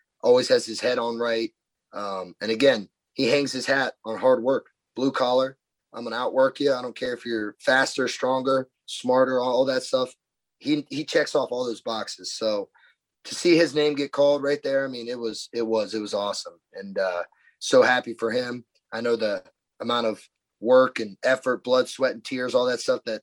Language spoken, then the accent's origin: English; Central Ohio, United States; growing up in Central Ohio, my dad was the biggest Browns and Indians fan there was